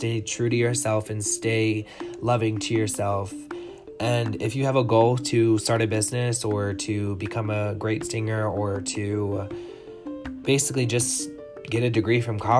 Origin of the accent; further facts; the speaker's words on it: Clayton, Delaware, United States; I am a small town boy raised by two lovely people, and I am from Delaware. I'm from Clayton, Delaware